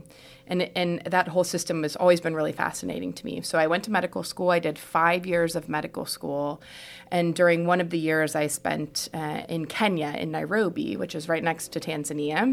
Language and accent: English; Houston, Texas, United States; moved away as an adult; also born or lived in New York / Ghana; I'm from Houston originally